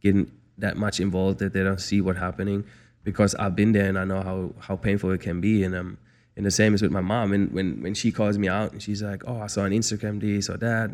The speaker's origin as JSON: {"language": "English", "town": "Frankfurt", "region": "Hesse", "country": "Germany", "tie": "born or raised there", "also_born_or_lived": "Mississippi, United States / Calabasas, United States", "moved": "as an adult", "lives_now": "Los Angeles, United States", "said": "I'm a city boy growing up in Germany, Frankfurt"}